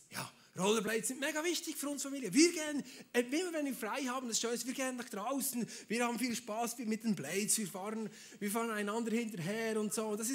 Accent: Switzerland; Ja, ich komme aus der Schweiz. Wir sind neutral, da darf man alles.

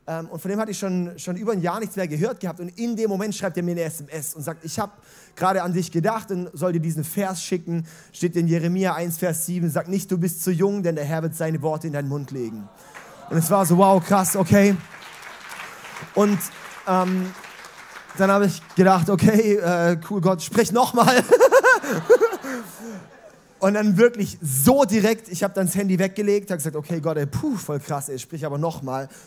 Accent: Villingen-Schwenningen, Baden-Württemberg, Germany; Und zwar waren wir dort ähm, äh, hier im Heimaturlaub. Ich komme ja aus der VS-Gegend.

